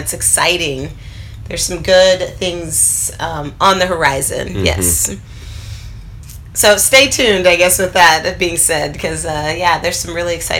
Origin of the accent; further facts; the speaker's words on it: Oklahoma, United States; moved away as an adult; now in Chicago, United States; When people say, oh, where are you from? I say Oklahoma